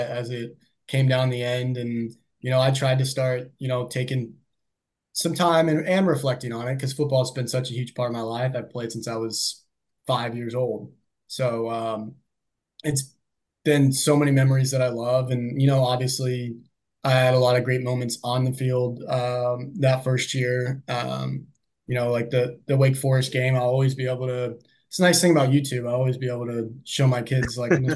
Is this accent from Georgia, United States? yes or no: yes; Atlanta, Georgia, United States; moved away as an adult; now in Louisville, United States; Growing up around Atlanta